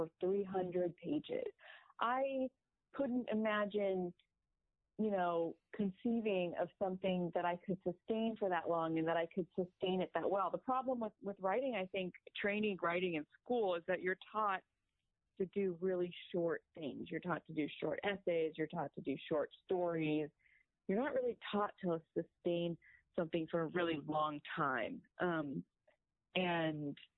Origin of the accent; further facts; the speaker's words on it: Northern California, United States; now in Los Angeles, United States; I'm from Northern California, which is like a different state than Southern California